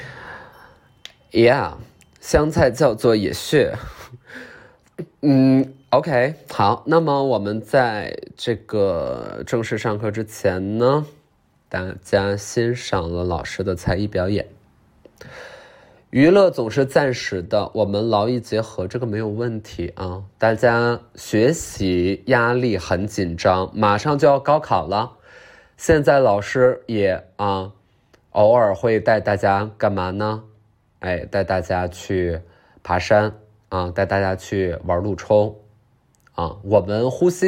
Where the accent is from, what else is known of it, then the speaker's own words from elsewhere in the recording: Liuku, Yunnan, China; 我是云南的，云南怒江的，怒江卤水市，卤水市六库，六库傈僳族，